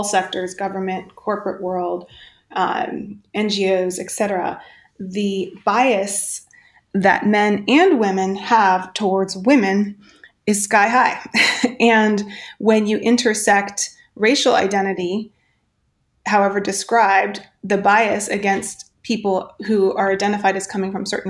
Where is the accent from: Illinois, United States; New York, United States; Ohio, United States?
Ohio, United States; Central; now in Los Angeles, United States; I grew up in part in Central Ohio, in a town that was incredibly racist